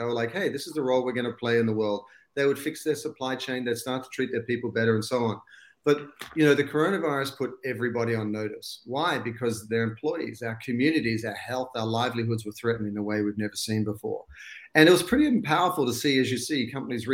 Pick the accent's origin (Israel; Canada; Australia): Australia; accent: Aussie; moved away as an adult; now in Los Angeles, United States; I was born and bred in Australia. And I've still got the Aussie accent